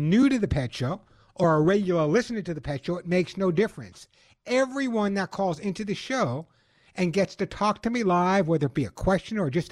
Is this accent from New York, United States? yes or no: yes; Long Island, New York, United States; now in Santa Monica, United States; I grew up on Long Island